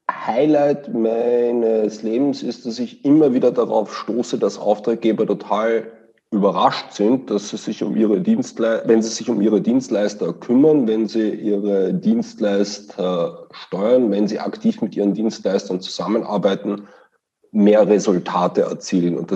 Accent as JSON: {"language": "German", "region": "Vienna", "country": "Austria", "lives_now": "Osnabrück, Germany", "said": "Das ist korrekt. Ich komme aus Wien und kann das auch nicht verleugnen."}